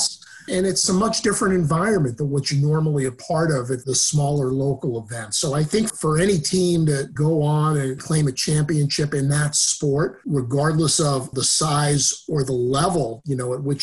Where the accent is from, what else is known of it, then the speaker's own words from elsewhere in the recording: New York, United States; also born or lived in Western Massachusetts; now in Southern Maine, United States; I was born in New York